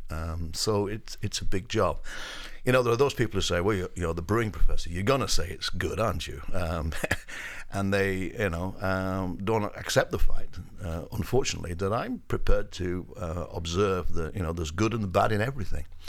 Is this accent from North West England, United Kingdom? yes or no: yes; Up Holland, North West England, United Kingdom; now in United States; I grew up in the northwest of England, um, a village, uh, that is between Manchester and Liverpool, a village called Up Holland.